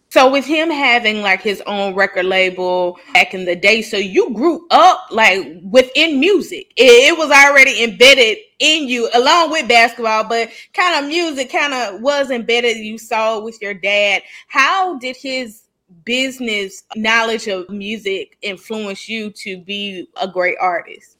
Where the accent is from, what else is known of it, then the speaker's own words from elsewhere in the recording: the South, United States; growing up in the South